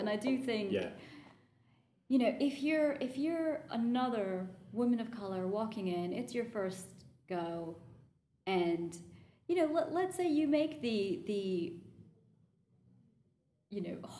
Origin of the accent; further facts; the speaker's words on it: United States; the fact that I'm American